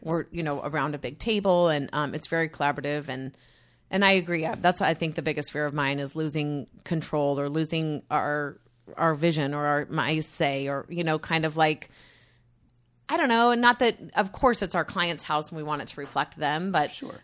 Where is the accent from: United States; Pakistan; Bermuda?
United States; Utah; I grew up in Utah